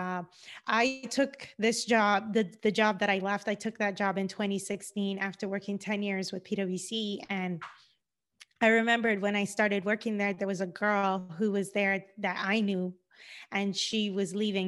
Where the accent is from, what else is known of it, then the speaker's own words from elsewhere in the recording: Cayman Islands; moved away as an adult; also born or lived in Georgia, United States; now in Los Angeles, United States; I'm originally from the Cayman Islands. I've been in the United States now for over ten years